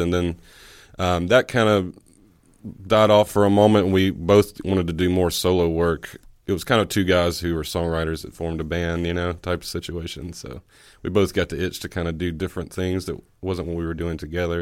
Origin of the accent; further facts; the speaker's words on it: Oxford, Mississippi, United States; also born or lived in Calhoun County, Mississippi; I was actually born in Oxford at the, uh, the hospital here that's just on South Lamar